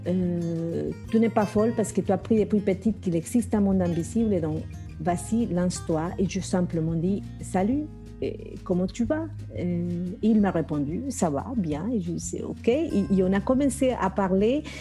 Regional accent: Colombia; moved away; était chez moi en Colombie

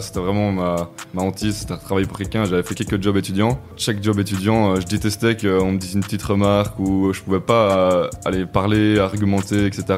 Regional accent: Namur, Wallonia, Belgium; je viens de Belgique, Namur précisément

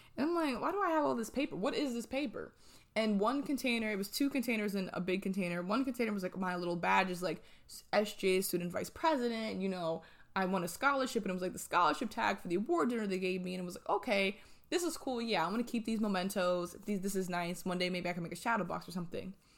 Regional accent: New Jersey, United States; moved away as an adult; now in Atlanta, United States; I'm from New Jersey and I moved to Atlanta.

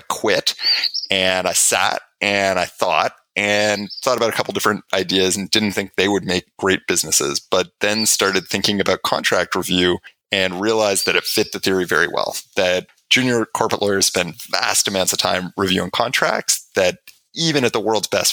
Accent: Canada; I'm Canadian

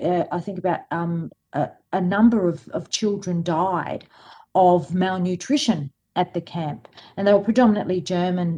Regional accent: Australia; also born or lived in Alexandria, Egypt; I was born in Alexandria, which is the other major city in Egypt. But yeah, when I was 2 years old, my parents migrated to Australia

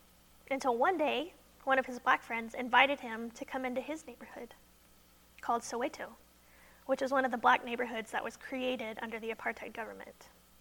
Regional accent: Wimberley, Texas, United States; I'm about the age when people start buying homes. And I'm from Wimberley

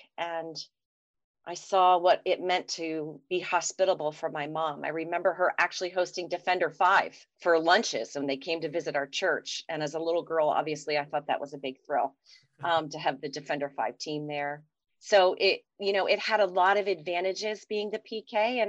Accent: Falls, Pennsylvania, United States; I grew up over there in Falls, Pennsylvania, which is about 30 minutes from campus

